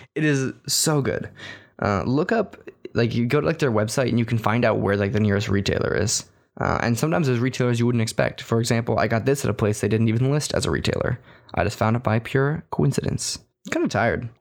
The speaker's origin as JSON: {"language": "English", "region": "Texas", "country": "United States", "moved": "yes", "said": "as a Texan"}